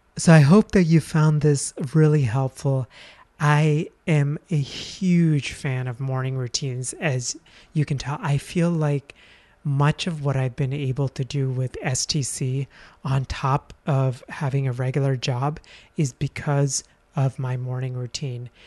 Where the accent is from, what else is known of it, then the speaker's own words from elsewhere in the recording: India; moved away; I'm from India